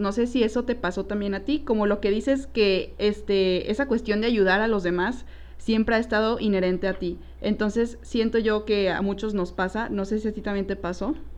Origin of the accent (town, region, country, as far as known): Torreón, Coahuila, Mexico; moved away as an adult; now in Guadalajara, Mexico